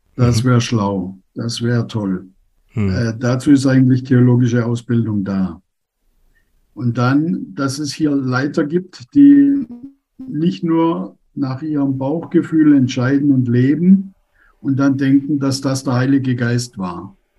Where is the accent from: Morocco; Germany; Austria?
Germany; moved away as an adult; now in Tunduru, Tanzania; Als Deutsche